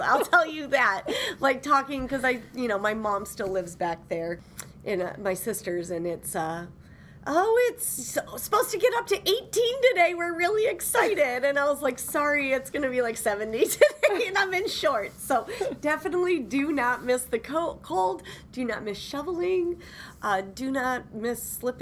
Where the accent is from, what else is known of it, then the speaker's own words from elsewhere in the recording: Garden City, Michigan, United States; now in California, United States; I was born and raised in Garden City, Michigan, which is just outside Detroit.